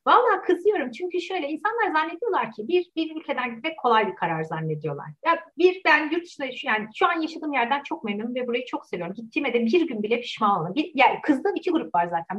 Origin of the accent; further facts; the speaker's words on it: Turkey; moved away as an adult; benim Türkiye'den gitme kararım Türkiye gündemine nedeniyle oldu